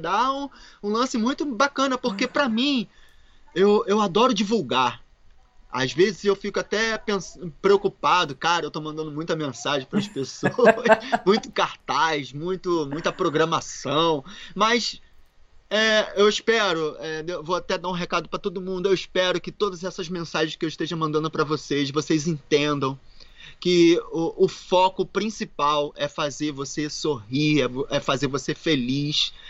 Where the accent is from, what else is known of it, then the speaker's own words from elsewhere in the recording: Rio de Janeiro, Brazil; moved away; Carioquinha, não da gema, porque meus pais são mineiros. Minha, minha mãe é de ah. Minas, meu pai é de Minas e eu sou carioca